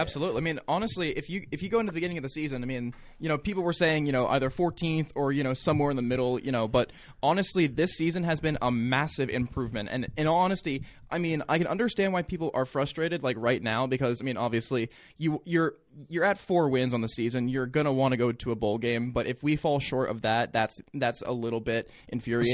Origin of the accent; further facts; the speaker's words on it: Maryland, United States; moved away; I'm from Maryland